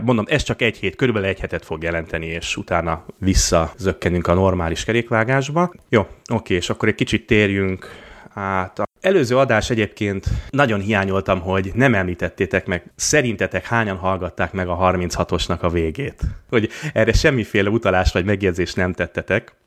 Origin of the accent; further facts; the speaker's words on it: Budapest, Hungary; moved away; én a tizenötödik kerületben nőttem fel